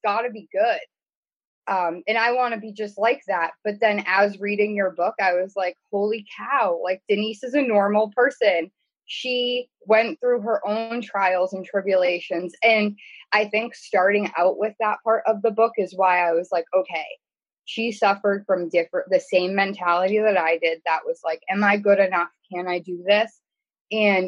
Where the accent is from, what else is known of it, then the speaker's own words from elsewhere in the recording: New Hampshire, United States; I'm from New Hampshire